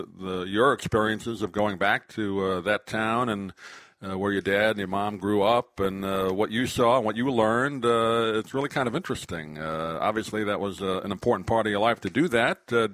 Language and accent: English; New York, United States; I grew up in New York.